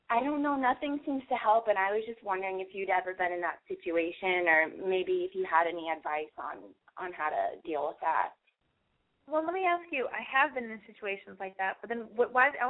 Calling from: Santa Monica, California, United States; I'm calling from Santa Monica. I'm 23.

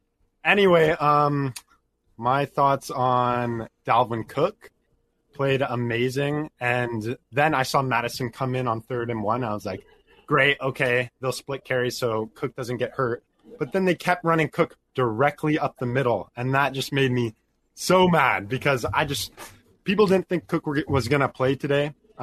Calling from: Ontario, Canada; I'm calling from Canada, Ontario.

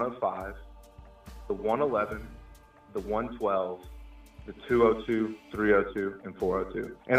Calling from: Alabama, United States

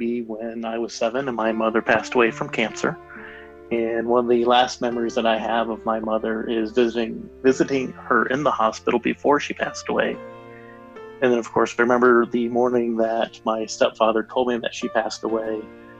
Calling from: Denver, Colorado, United States; I'm calling from Denver, Colorado.

